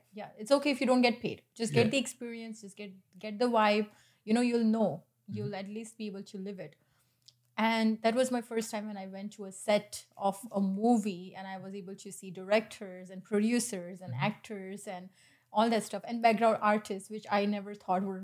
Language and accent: English; India; moved away as an adult; now in Canada; as an Indian, as an immigrant who was once a student who has been deported as well